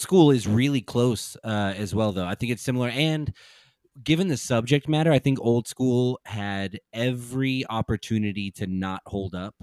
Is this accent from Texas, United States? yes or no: yes; San Antonio, Texas, United States; also born or lived in Dallas; I grew up in San Antonio